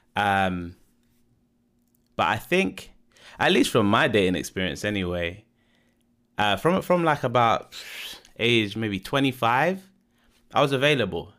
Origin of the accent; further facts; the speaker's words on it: London, United Kingdom; born and bred in London